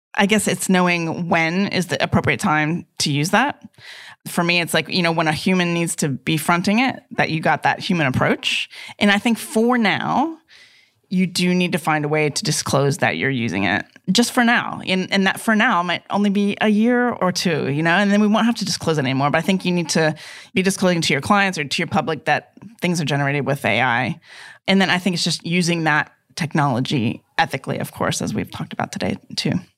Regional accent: United States; moved away; growing up in America

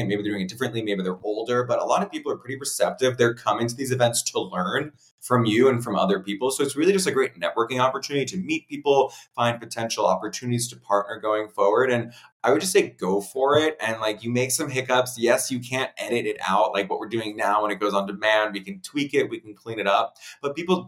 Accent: Princeton, New Jersey, United States; I grew up right outside of Princeton

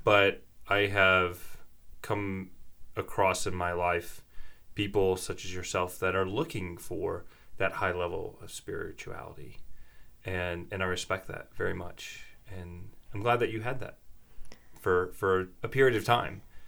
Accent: the South, United States; moved away as an adult; now in Jackson Hole, United States; Growing up in the South

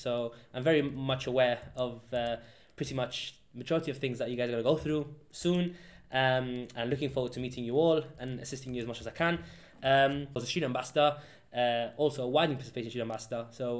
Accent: Gibraltar; moved away as an adult; now in United Kingdom; yeah, I'm from Gibraltar. So I'm an international student, a long way away from home.

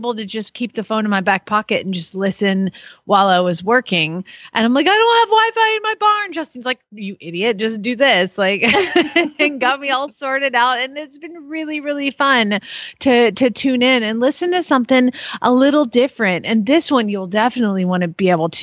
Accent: the South, United States; I'm from the South

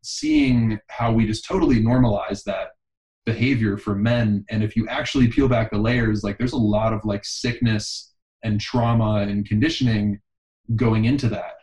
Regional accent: Pittsburgh, Pennsylvania, United States; now in Austin, United States; I was born in Pittsburgh. I live in Austin, Texas now.

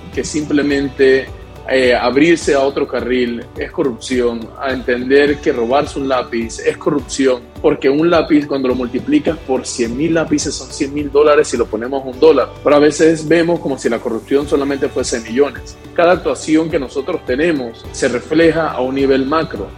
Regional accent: Panama; nuestro sentir como panameños

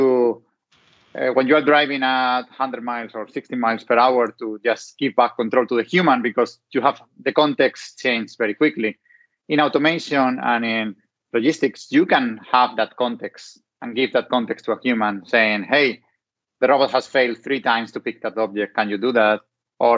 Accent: Spain; accent: Hispanic; English is a second language; moved away; have Hispanic roots, so coming from Spain

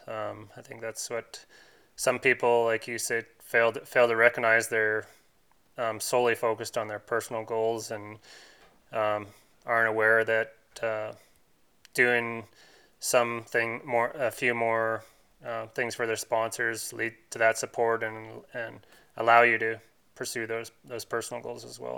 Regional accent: Canada; as a Canadian

